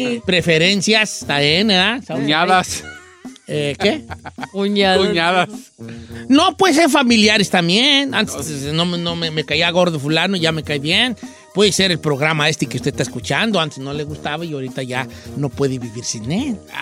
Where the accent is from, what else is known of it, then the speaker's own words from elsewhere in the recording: Michoacán, Mexico; moved away; Yo soy de Michoacán y allá hay, poblados muy béisboleros, como Ario de Rayón, muy beisbolero. Pero no, yo no crecí con el béisbol